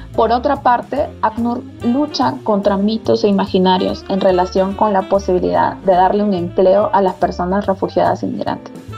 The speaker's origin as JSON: {"language": "Spanish", "country": "Peru", "also_born_or_lived": "Thailand / Costa Rica / Lebanon / Sierra Leone", "moved": "as an adult", "lives_now": "Colombia", "said": "soy economista eh, de Perú"}